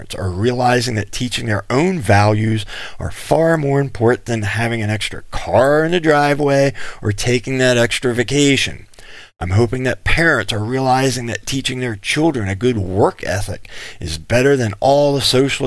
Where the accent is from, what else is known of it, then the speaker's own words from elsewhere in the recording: Pennsylvania, United States; moved away; the government school I went to back in Pennsylvania